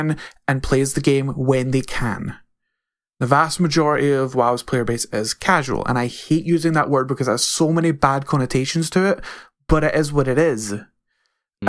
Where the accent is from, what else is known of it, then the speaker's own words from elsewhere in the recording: Scotland, United Kingdom; I'm Scottish, but I would consider myself completely different from other people in Scotland